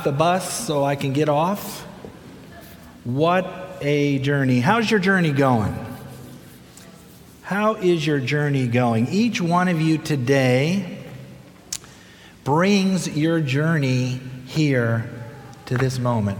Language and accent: English; Midwest, United States; moved away as an adult; also born or lived in Minnesota / Puerto Rico / Chicago / Berrien Springs; now in Florida, United States; I grew up in the Midwest